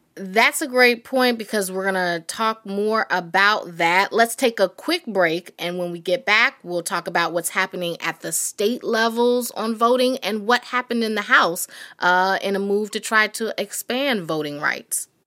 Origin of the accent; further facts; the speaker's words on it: North Carolina, United States; I'm from North Carolina, so I have family in Greensboro